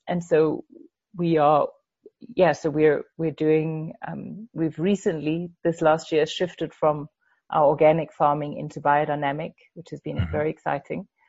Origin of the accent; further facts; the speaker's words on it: Denmark; moved away as an adult; now in Zimbabwe; when I was growing up in Denmark, I, I didn't go to a Waldorf school